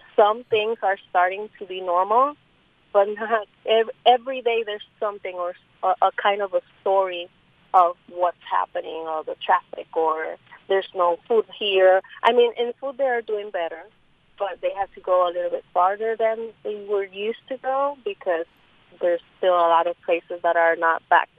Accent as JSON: {"language": "English", "country": "Puerto Rico", "moved": "as an adult", "lives_now": "Utah, United States", "said": "We are from Puerto Rico."}